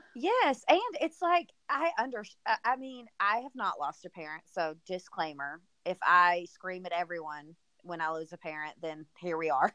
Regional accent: the South, United States; I'm obviously from the South.

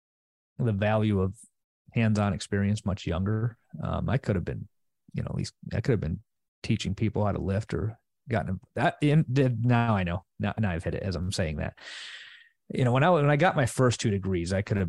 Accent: Chicago western suburbs, Illinois, United States; I'm originally from the Chicago suburbs, West suburbs

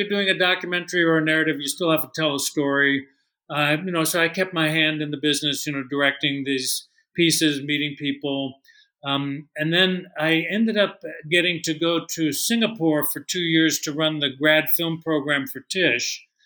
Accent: San Francisco, California, United States; moved away; also born or lived in New York; I had born, was born and raised in San Francisco. I've spent my entire life trying to get back to the Bay Area.

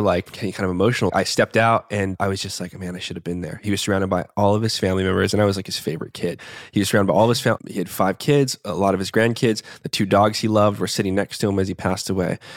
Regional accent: Tucson, Arizona, United States; I was born in Tucson, Arizona, in the Southwest Barrios, uh, primarily, like, lower middle class neighborhood to a single mom.

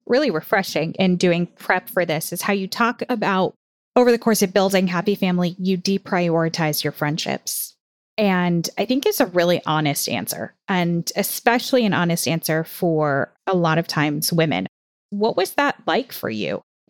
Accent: Midwest, United States; As a Midwesterner, I love this.

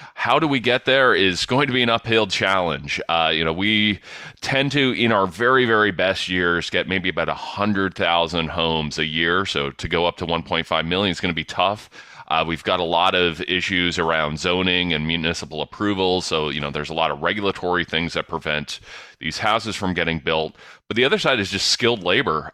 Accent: London, Ontario, Canada; born or raised there

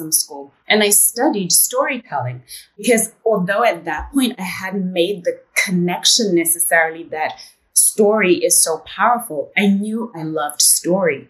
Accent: Zimbabwe; accent: British English; moved away as an adult; also born or lived in United Kingdom; I am a girl from Zimbabwe.

